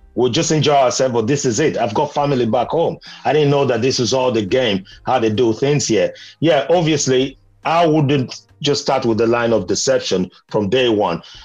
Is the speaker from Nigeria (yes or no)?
yes; Benin City, Edo, Nigeria; moved away; Although I grew up in Benin, where uh, my first language is meant to be Edo or Ishan, but I don't speak both.